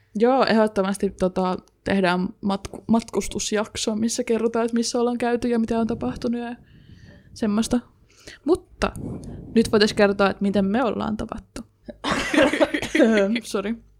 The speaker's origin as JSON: {"language": "Finnish", "town": "Jyväskylä", "region": "Central Finland", "country": "Finland", "also_born_or_lived": "Sipoo, Uusimaa, Finland", "said": "sitten sen jälkeen Jyväskyläläistynyt"}